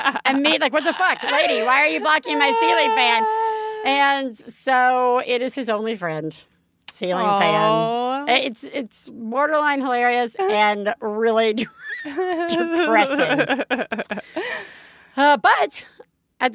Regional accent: the South, United States; moved away; I'm from the South.

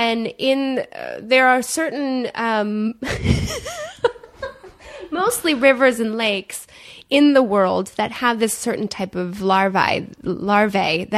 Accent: Michigan, United States; moved away as an adult; I grew up in Michigan

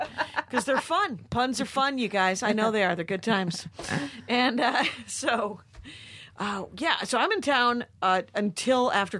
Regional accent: Wisconsin, United States; moved away; my miracles never work in my hometown.

